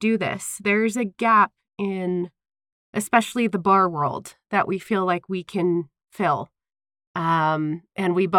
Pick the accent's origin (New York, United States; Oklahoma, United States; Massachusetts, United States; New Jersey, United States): New Jersey, United States; now in Utah, United States; we're both from back east. I'm from New Jersey